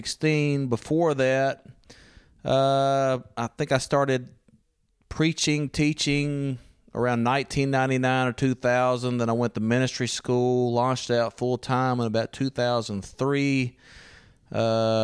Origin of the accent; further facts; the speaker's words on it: Louisiana, United States; moved away as an adult; now in Italy; I'm originally from Louisiana.